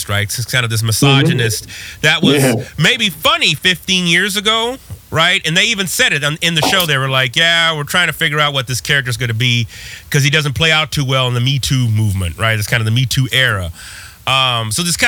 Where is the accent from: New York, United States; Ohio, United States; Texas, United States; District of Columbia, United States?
Texas, United States; In high school, growing up in Texas